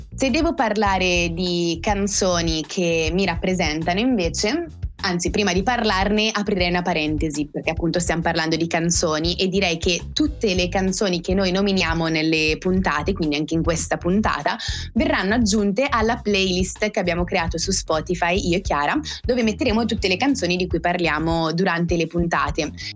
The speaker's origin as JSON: {"language": "Italian", "area": "Val Seriana, province of Bergamo", "region": "Lombardy", "country": "Italy", "said": "io vengo dall'estremo nord Italia, precisamente da Bergamo, ma in realtà non è così precisa come indicazione perché abito in Val Seriana, cioè in un paesino in provincia di Bergamo"}